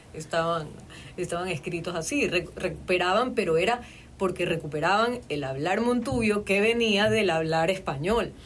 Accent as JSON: {"language": "Spanish", "town": "Guayaquil", "region": "Guayas", "country": "Ecuador", "accent": "Guayaquileño", "said": "te estoy hablando con mi acento guayaquileño"}